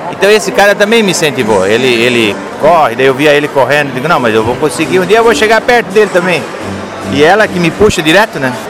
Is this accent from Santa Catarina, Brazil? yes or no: yes; Joinville, Santa Catarina, Brazil; Somos de Joinville